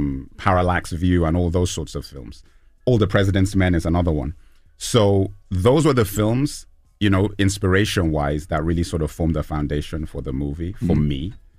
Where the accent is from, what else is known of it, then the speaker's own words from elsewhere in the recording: Lagos, Nigeria; also born or lived in London; I'm Nigerian, but grew up in Lagos and London